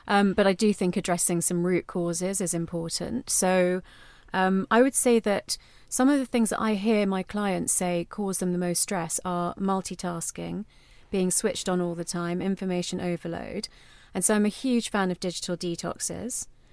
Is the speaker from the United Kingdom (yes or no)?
yes; London, United Kingdom; me growing up in London, but in an Indian household